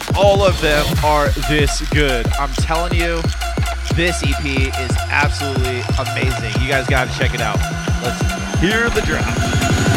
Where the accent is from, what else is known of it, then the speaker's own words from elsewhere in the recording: Florida, United States; moved away; I'm originally from Florida